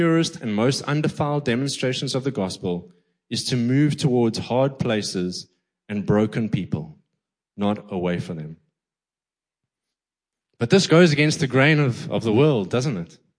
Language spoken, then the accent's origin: English; East London, Eastern Cape, South Africa; I grew up in the Quigney through the 80s, 90s, and 2000s